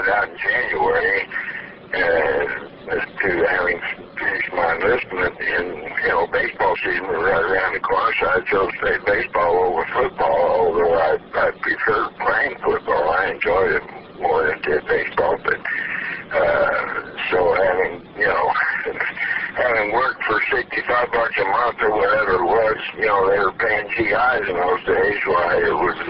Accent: Indianapolis, Indiana, United States; Having been born and raised in Indianapolis

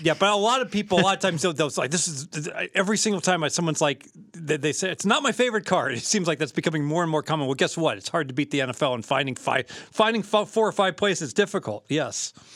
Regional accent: Southern Ohio, United States; I'm from Southern Ohio

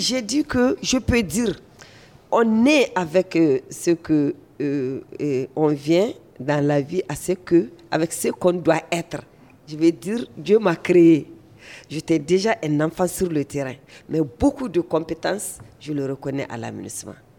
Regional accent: Mali; en tant que malienne

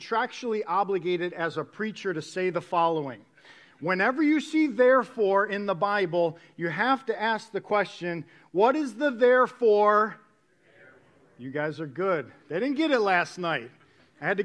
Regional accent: New York, United States; moved away; I was born and raised in New York.

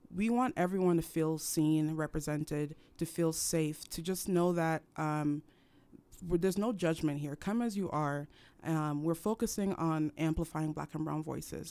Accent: Cameroon; now in United States; I was raised in Cameroon

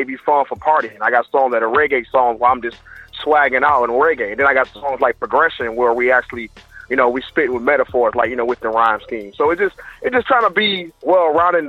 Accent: Detroit, Michigan, United States; moved away; I come from Detroit, you know, but I got Central American family, you know, from Panama City.

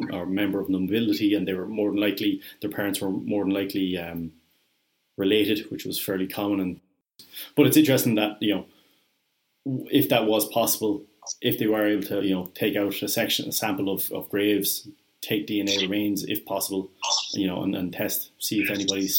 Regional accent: Edenderry, County Offaly, Ireland; I grew up in Edenary, but I'm not from there.

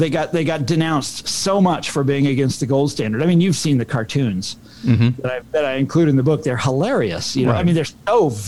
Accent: Kansas, United States; I'm from Kansas.

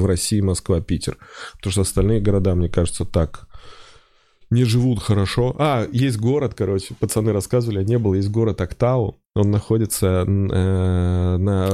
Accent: Oral, West Kazakhstan Region, Kazakhstan; moved away; also born or lived in Saint Petersburg; Я был в этом году в родном городе, в Уральске

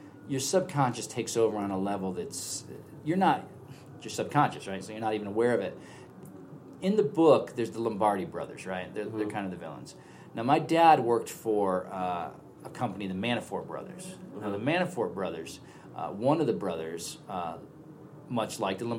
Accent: San Francisco, California, United States; I'm from San Francisco

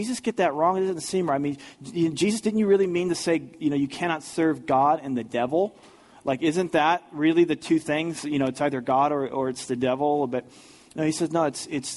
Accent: St. Louis, Missouri, United States; growing up in the St. Louis area, in 1987

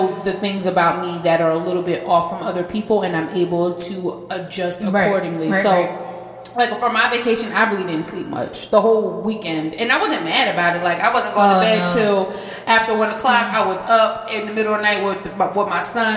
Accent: United States; I'm just from America

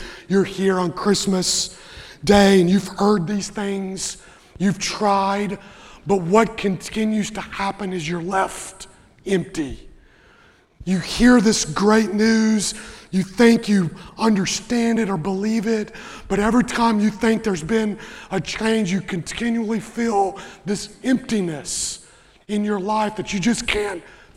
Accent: Western Kentucky, United States; I grew up in Western Kentucky

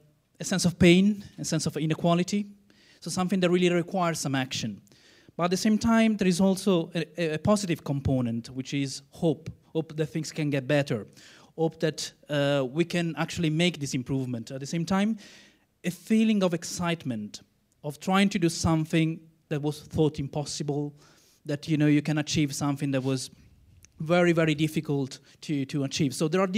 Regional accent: Italy; I'm from Italy.

